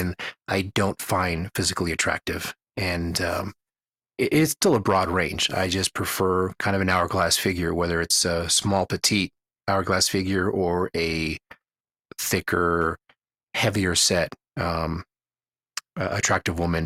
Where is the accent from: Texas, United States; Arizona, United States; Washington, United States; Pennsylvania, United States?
Texas, United States; Houston; moved away as an adult; now in Reno, United States; the lack of food variety that I'm used to from having been or growing up in Houston.